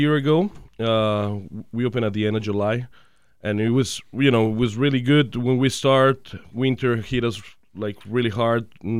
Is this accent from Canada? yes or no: no; Guadalajara, Jalisco, Mexico; English is a second language; moved away as an adult; now in United States; I'm from Guadalajara, Jalisco. So I born there in 1989. So I was there for my whole life. Mm-hmm. I came here 5 years ago.